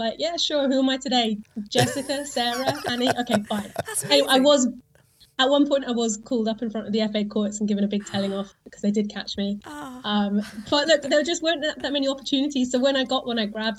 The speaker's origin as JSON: {"language": "English", "area": "Isle of Wight", "region": "South East England", "country": "United Kingdom", "tie": "born or raised there", "said": "I grew up on the Isle of Wight."}